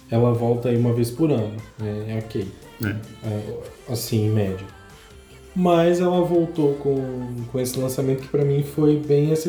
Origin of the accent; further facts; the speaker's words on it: Northeast Region, Brazil; eu sou gótico, mas eu sou nordestino.